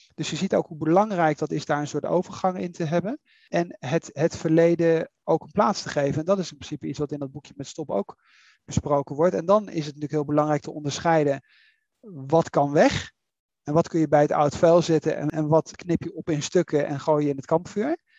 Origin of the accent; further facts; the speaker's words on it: Netherlands; moved away; ik ben, eh, ik ben Nederlander